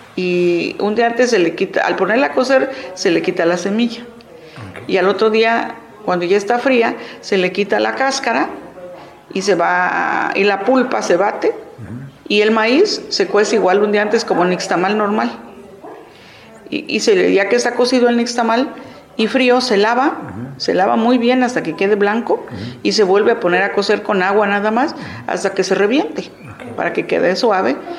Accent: San Juan Chilateca, Oaxaca, Mexico; San Juan Chilateca, Ocotlán, Oaxaca

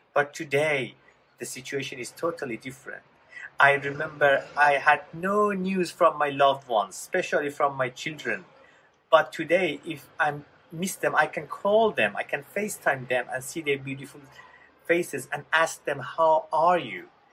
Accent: Iran; moved away; I was born in Iran in a Muslim family right after Islamic Revolution.

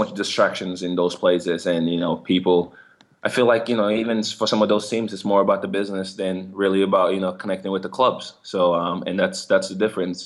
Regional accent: Kenema, Eastern Province, Sierra Leone; also born or lived in England; now in Columbus, United States; I come from Kenema, Sierra Leone, where there's only 150,000 people over there.

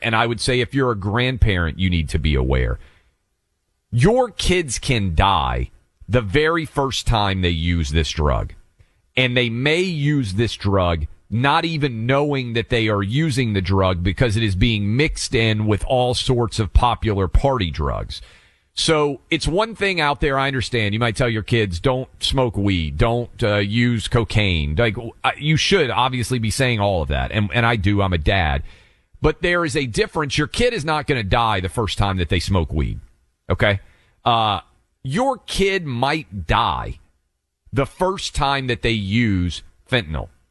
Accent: the South, United States; I grew up in the South

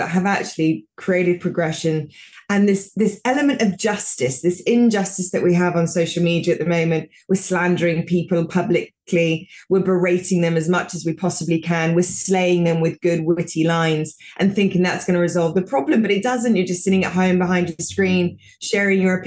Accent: United Kingdom; moved away; also born or lived in United States; I'm British

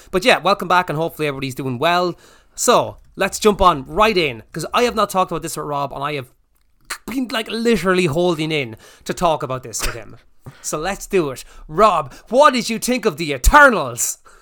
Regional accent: Ireland; we're Irish

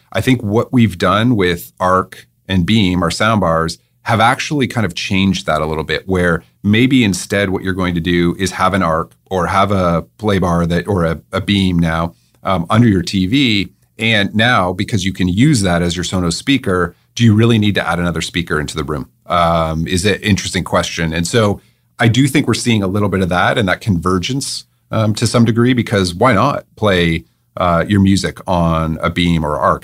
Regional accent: Waterloo, Ontario, Canada; moved away as an adult; also born or lived in England; I was born in Waterloo

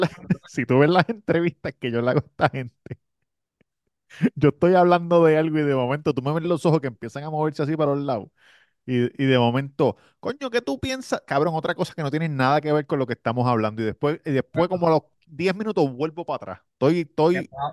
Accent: Puerto Rico; moved away; yo estaba en PR

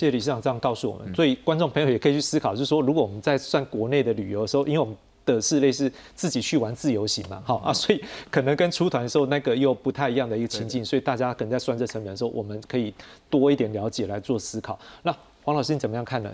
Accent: Taiwan; 我们台湾人蛮喜欢去日本

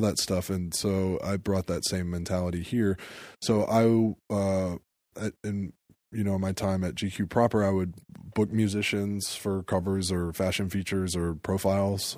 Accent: Atlanta, Georgia, United States; moved away as an adult; now in New York, United States; I felt like an outsider growing up in Atlanta in a lot of ways.

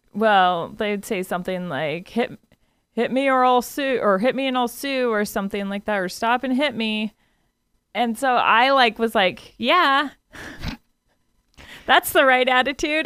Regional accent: United States; We're Americans

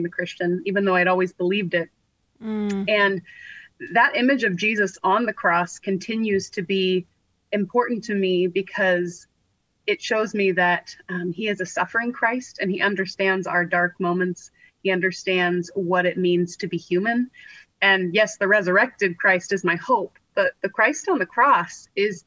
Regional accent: California, United States; I grew up in California

